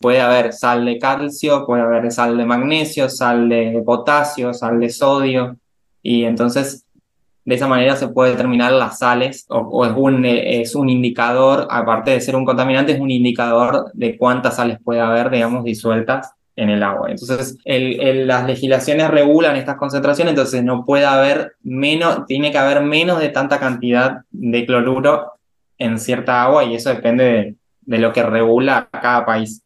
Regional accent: Resistencia, Chaco, Argentina; Estudié en mi ciudad natal, que, se llama Resistencia, que es la capital de una provincia llamada Chaco

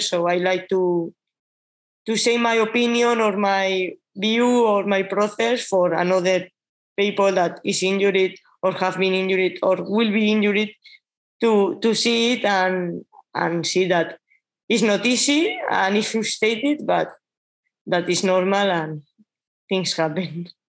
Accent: Basque Country, Spain; English is a second language; moved away as an adult; also born or lived in Catalonia; I'm from Basque Country

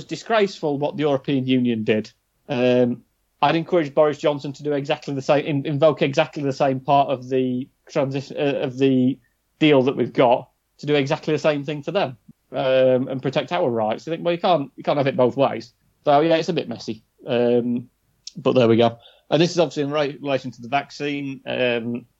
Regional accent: Sheffield, Yorkshire and the Humber, United Kingdom; we're from Sheffield

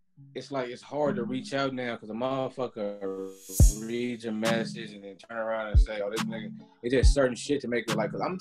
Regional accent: Oakland, California, United States; I love the Bay. I'm from the Bay, but it's like, I'm from Oakland. Like, it's a different world.

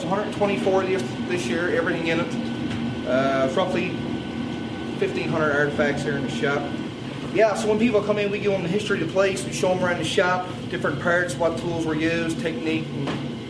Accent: Champney's West, Newfoundland and Labrador, Canada; I'm originally from Champneys West, which is probably about 6-7 miles from here, 10-minute drive.

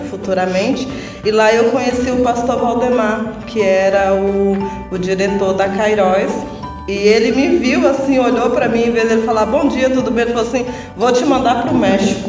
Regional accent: Comercinho, Minas Gerais, Brazil; moved away; also born or lived in Piúma, Espírito Santo / Teresina; eu sou lá de Comercinho, Vale do Jequitinhonha, bem ali na fronteira com Bahia

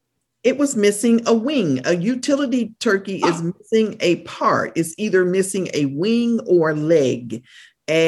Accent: United States; moved away as an adult; now in Canada; I am an American citizen who resides in Canada

